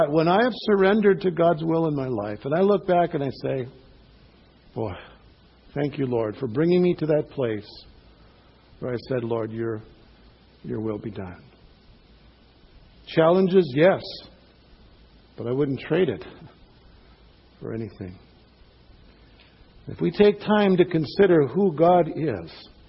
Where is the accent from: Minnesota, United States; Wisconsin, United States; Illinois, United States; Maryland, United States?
Minnesota, United States; Cloquet; a pastor in my hometown